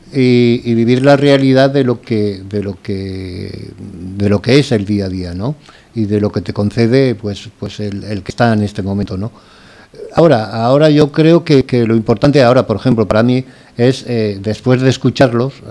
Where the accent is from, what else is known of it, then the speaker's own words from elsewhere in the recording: Valencian Community, Spain; aunque soy valenciano, nunca había vivido en Valencia